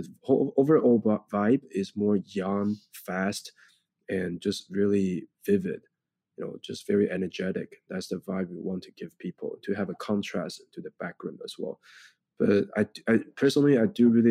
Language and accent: English; Taiwan; English is a second language; moved away as an adult; now in New York, United States; we grew up in Taiwan.